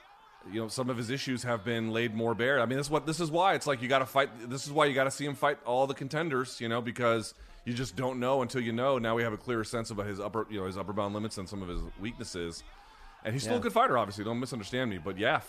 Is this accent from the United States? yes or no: no; India; born there; In India. I was born in India.